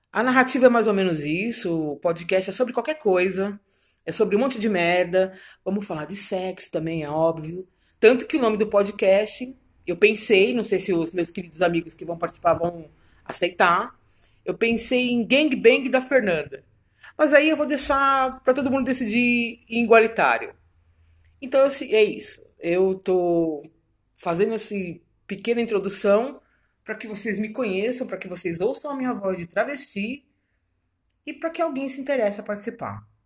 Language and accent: Portuguese; São Paulo, Brazil; Vim eu, de São Paulo.